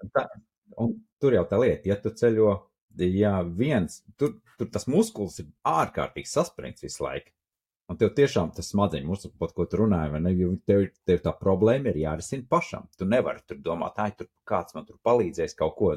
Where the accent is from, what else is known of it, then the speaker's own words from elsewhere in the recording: Latvia; mēs esam latvieši